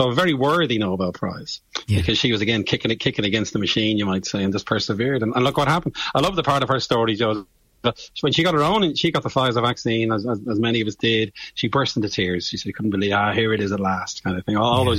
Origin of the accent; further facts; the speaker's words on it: Bray, Leinster, Ireland; I'm from Bray, County Wicklow, and I had two great science teachers.